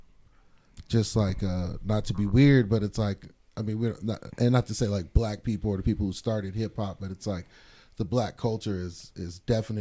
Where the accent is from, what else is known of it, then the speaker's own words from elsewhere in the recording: Stockton, California, United States; moved away; I'm from East Stockton